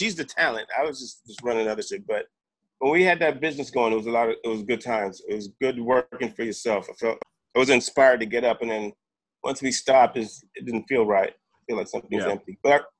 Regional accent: Jamaica; now in United States; I'm Jamaican.

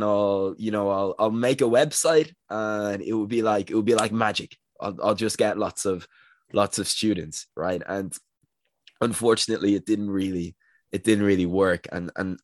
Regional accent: Dublin, Leinster, Ireland; I'm from Dublin in Ireland

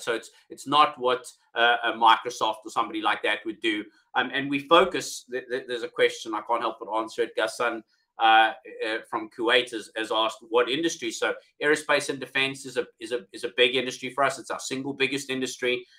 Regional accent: South Africa; accent: South African; moved away as an adult; now in United Kingdom; originally from South Africa, as you can hear from my accent, although I've been in the UK now for um, 12 years

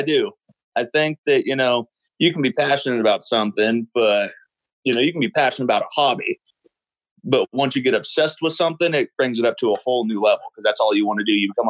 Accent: Northern California, United States; Yeah, I was born and raised in Northern California, about a couple hours below the Oregon border. And growing up, you know, the town I lived in's got 3,000 people in it, and you know, a mile in any direction, you're in the woods.

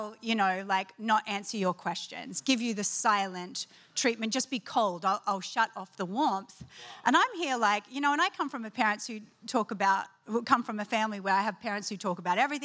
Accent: Australia; being Australian

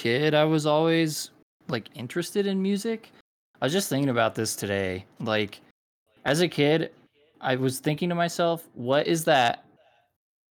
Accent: Arizona, United States; also born or lived in Los Angeles, California; now in Salt Lake City, United States; Originally from Arizona, and then lived in Los Angeles for a little bit, and I am currently in Salt Lake City, Utah

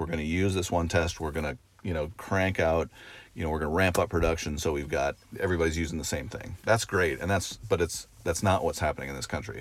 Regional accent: Oregon, United States; moved away as an adult; I grew up in Oregon, uh, and, um, went away to college on the East Coast

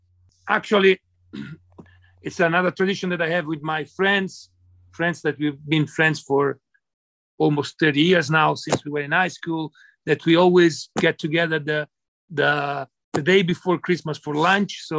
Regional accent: Florence, Tuscany, Italy; English is a second language; moved away; I'm from Florence.

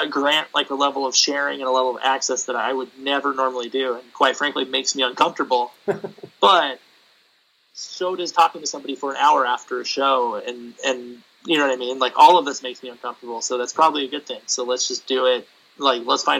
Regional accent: San Diego, California, United States; I grew up in San Diego. I grew up near San Diego

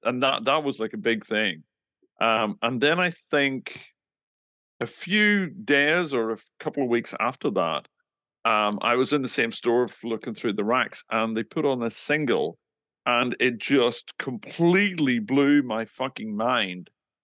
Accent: Northern Ireland, United Kingdom; moved away; I grew up in the middle of nowhere in Northern Ireland.

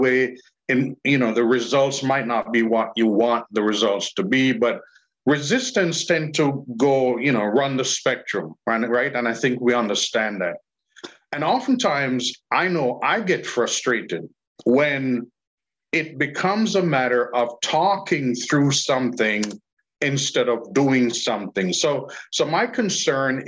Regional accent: Jamaica; I'm Jamaican

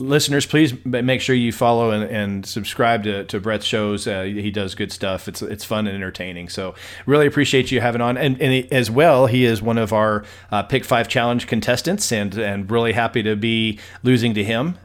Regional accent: El Paso, Texas, United States; my hometown

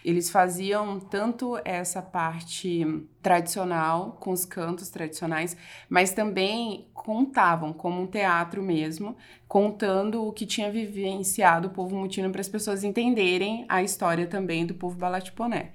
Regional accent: Barra do Bugres, Mato Grosso, Brazil; now in Cuiabá, Brazil; O posto Fraternidade foi onde eu fui criada ali, eu nasci

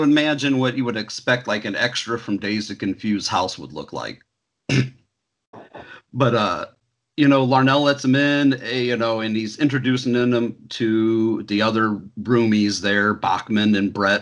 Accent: Indiana, United States; growing up in Indiana in the 80s and 90s

